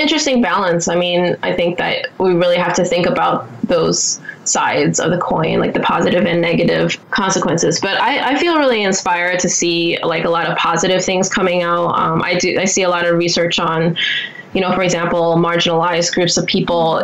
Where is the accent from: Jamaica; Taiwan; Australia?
Taiwan; now in United States; Part of my life, I grew up in Taiwan in a pretty collectivist culture.